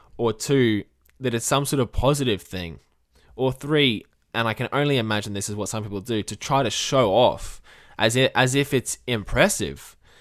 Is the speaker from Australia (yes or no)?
yes; Australia; as an Australian myself